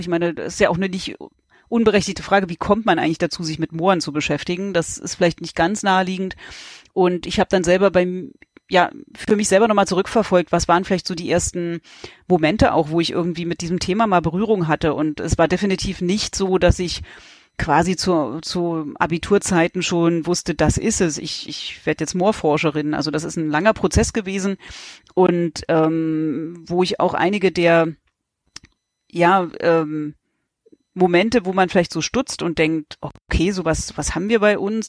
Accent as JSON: {"language": "German", "region": "East Germany", "country": "Germany", "said": "in Ostdeutschland, wo ich herkomme"}